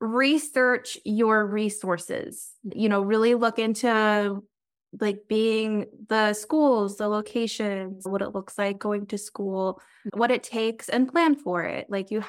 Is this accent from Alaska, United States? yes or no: no; Bonners Ferry, Idaho, United States; I grew up in Bonners Ferry. It's been my home for a long time.